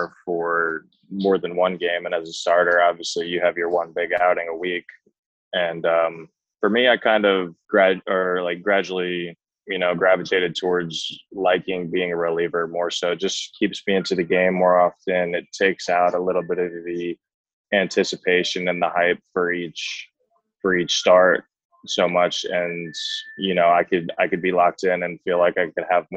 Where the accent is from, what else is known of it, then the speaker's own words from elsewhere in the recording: Toms River, New Jersey, United States; growing up in Tom's River, it's, you know, a lot of Yankees over there